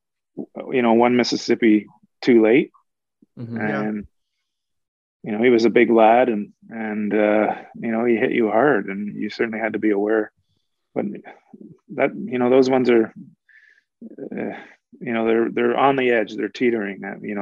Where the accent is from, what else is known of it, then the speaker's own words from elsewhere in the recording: Toronto, Ontario, Canada; moved away as an adult; also born or lived in Oshawa, Canada; now in Vancouver, Canada; I grew up in Toronto